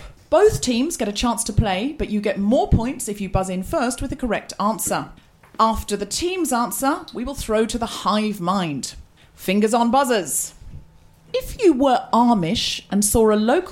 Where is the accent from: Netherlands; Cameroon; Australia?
Australia; also born or lived in United Kingdom; I'm dual citizenship. I'm Australian and British.